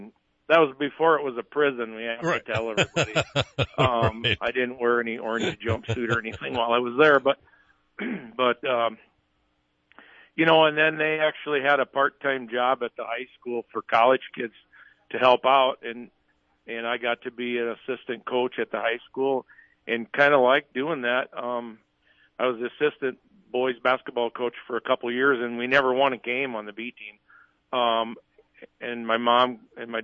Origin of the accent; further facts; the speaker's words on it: Wagner, South Dakota, United States; being from Wagner, my hometown